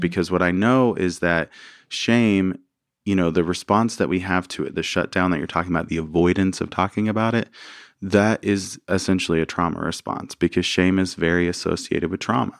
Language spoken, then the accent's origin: English; Arkansas, United States; moved away; also born or lived in New Orleans; I grew up in Arkansas, uh, small town.